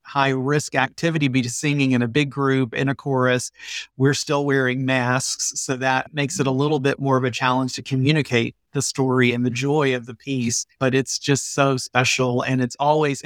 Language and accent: English; Atlanta, Georgia, United States; now in St. Louis, United States; I grew up in Atlanta.